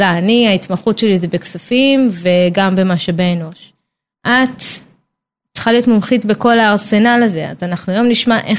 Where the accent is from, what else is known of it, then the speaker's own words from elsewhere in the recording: Petah Tikva, Central District, Israel; now in Karkur, Israel; שתינו מפתח תקווה